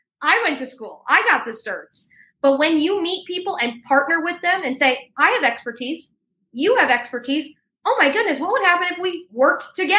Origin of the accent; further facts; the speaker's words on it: New York, United States; I'm a New Yorker by background